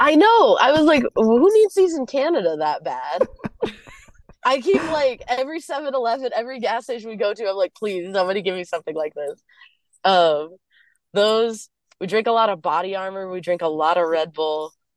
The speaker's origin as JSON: {"language": "English", "town": "Atlanta", "region": "Georgia", "country": "United States", "said": "I'm from Atlanta"}